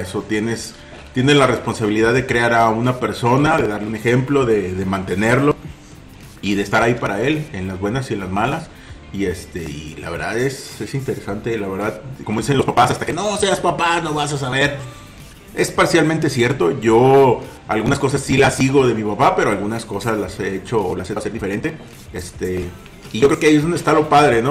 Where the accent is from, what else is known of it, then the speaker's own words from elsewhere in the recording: Mexico; si algo tenemos nosotros como mexicanos, lo decíamos, somos muy chambeadores